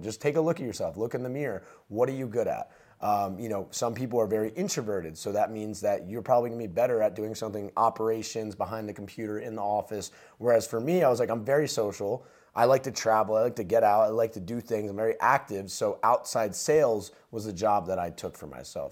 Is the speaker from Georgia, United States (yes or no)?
no; New Jersey, United States; I grew up in New Jersey um, to a middle class family